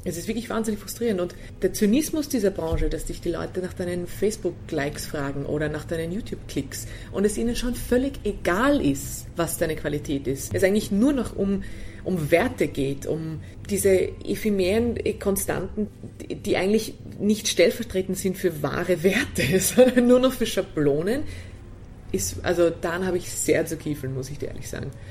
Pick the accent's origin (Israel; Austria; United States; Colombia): Austria; als Österreicher